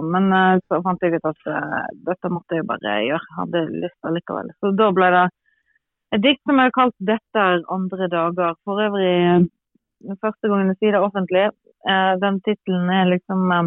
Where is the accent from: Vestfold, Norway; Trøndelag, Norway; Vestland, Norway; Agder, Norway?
Vestland, Norway; Granvin; now in Bærum, Norway; regner meg jo absolutt som gravenser